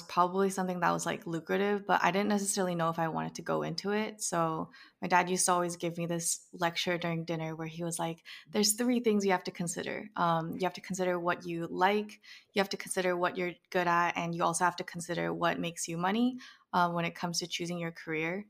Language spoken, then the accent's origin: English; Bay Area, California, United States; growing up in the Bay Area